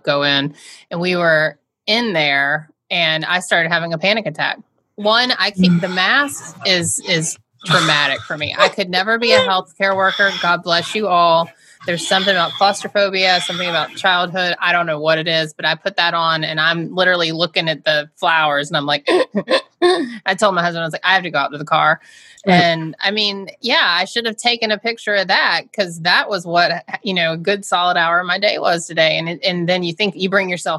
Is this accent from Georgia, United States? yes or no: yes; Georgia, United States; now in Massachusetts, United States; I'm from Georgia